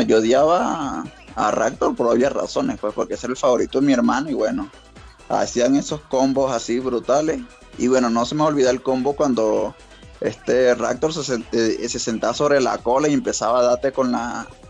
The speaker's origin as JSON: {"language": "Spanish", "country": "Venezuela", "moved": "yes", "lives_now": "Colombia", "said": "ahorita estoy de, Colombia en realidad, pero soy de Venezuela"}